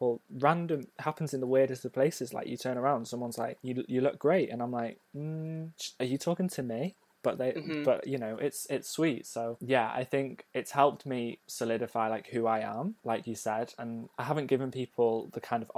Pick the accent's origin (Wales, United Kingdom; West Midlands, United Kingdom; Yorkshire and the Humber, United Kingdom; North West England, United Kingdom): Wales, United Kingdom; North; moved away; I grew up in North Wales in a smaller town